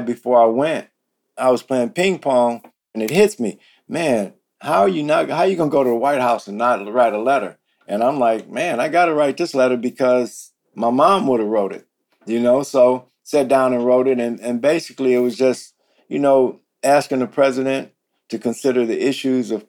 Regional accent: United States; I'm from the Heights.

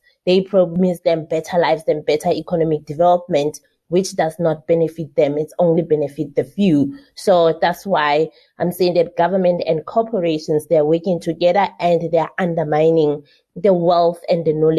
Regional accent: South Africa

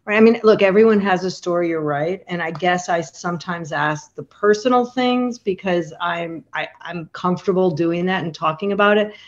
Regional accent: Chicago, Illinois, United States; now in Montclair, New Jersey, United States; I'm from Chicago

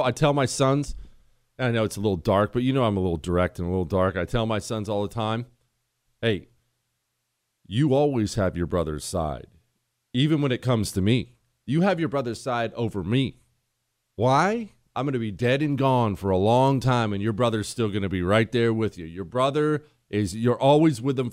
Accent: Ohio, United States; I'm from Ohio

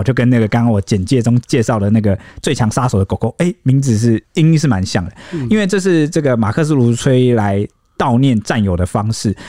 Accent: Taiwan; 就是很符合可能我们台湾人现代对于可能地府的想象的。

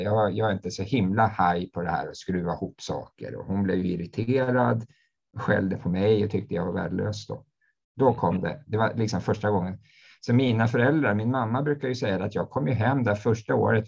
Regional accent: Uppsala, Uppsala County, Sweden; jag är en man från Uppsala

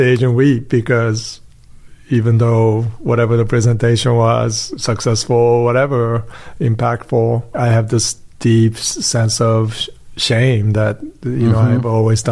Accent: New Jersey, United States; growing up in Japanese-speaking household that was in New Jersey

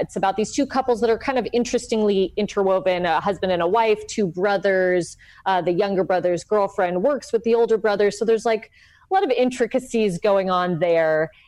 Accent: Los Angeles, California, United States; also born or lived in South Pasadena; I'm from LA. I, I grew up in Highland Park and then South Pasadena

